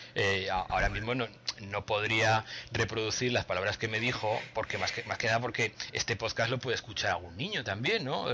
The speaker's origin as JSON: {"language": "Spanish", "country": "Spain", "said": "hablo español, pues soy español desde nacimiento"}